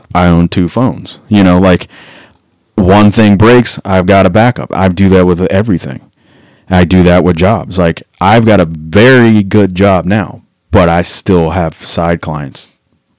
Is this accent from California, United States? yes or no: no; Memphis, Tennessee, United States; moved away; also born or lived in Denver / Atlanta; growing up in Memphis, like there wasn't a revolving door of people that wanted to be in a hardcore band